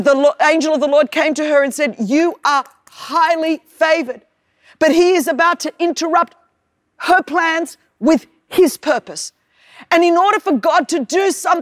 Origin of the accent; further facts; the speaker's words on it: Sydney, New South Wales, Australia; accent: Australian; I was born in Sydney, Australia